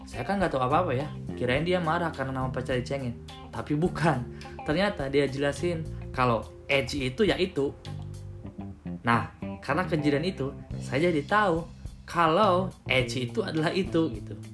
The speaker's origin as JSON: {"language": "Indonesian", "town": "Cirebon", "region": "West Java", "country": "Indonesia", "said": "karena memang saya berasal dari daerah Cirebon gitu"}